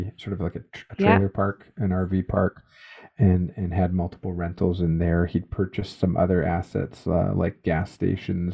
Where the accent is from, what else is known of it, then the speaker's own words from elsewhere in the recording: Canada; a Canadian, born and raised in Canada, educated in Canada